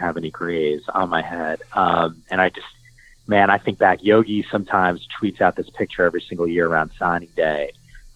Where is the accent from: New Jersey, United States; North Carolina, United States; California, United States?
New Jersey, United States; moved away as an adult; also born or lived in Manhattan, New York; now in West Coast, United States; growing up in New Jersey and working in Midtown Manhattan